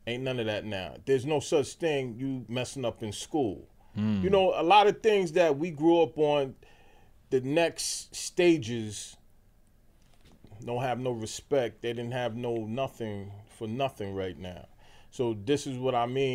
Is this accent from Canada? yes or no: no; New York City, New York, United States; I'm from Staten, Wild West, West Brighton.